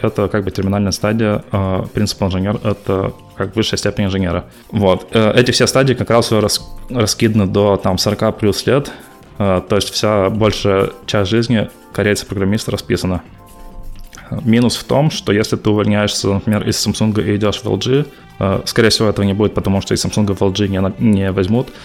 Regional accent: Perm, Perm Krai, Russia; moved away as an adult; also born or lived in Dolgoprudny, Russia / South Korea; now in Fremont, United States; Я родом из Перми. Вот, родился в Перми, учился в Перми в школе.

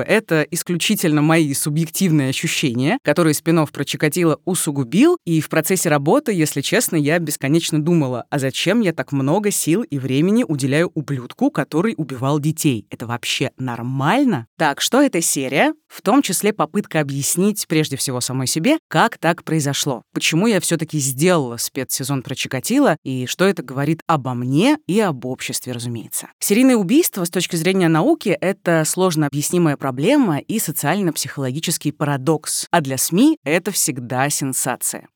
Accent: Rostov-on-Don, Rostov Oblast, Russia; born or raised there

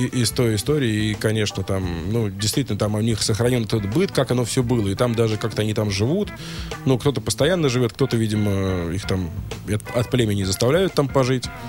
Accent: Russia; мы из России

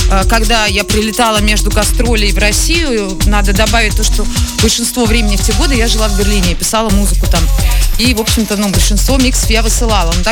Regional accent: Germany; Russian is a second language; Я только тогда приехала из Германии. Я плохо знала русский язык.

